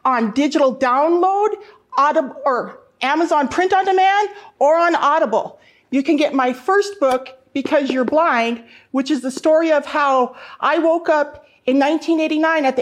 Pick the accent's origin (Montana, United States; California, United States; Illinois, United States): Montana, United States; North Central; I grew up in North Central Montana